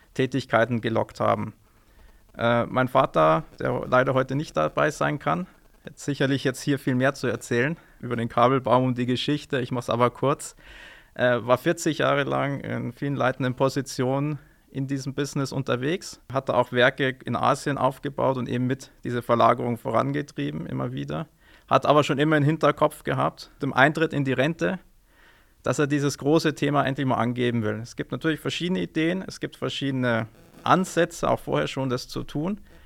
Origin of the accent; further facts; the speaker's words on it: Neumarkt in der Oberpfalz, Bavaria, Germany; moved away as an adult; also born or lived in Münster / Munich / Ingolstadt; now in Amberg, Germany; Ich selbst bin gebürtiger Neumarkter